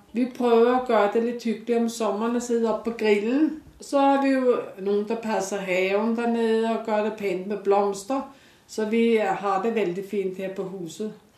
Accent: Denmark; now in Oslo, Norway; fra Danmark og kom i 1959

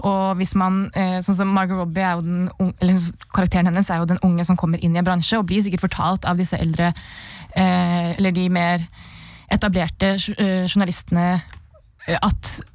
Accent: Oslo, Norway; Jeg kommer fra Oslo

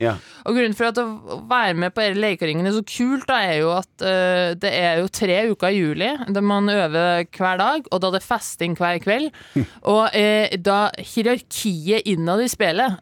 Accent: Ytterøya, Trøndelag, Norway; also born or lived in Inderøy; now in Oslo, Norway; Jeg er fra Ytterøya

